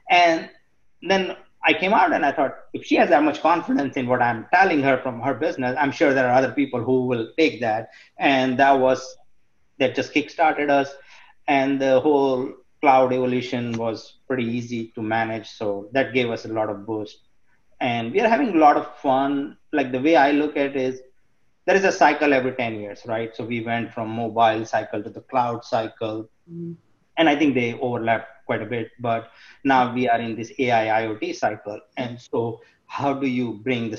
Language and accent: English; India; growing up in India, in the community where I am from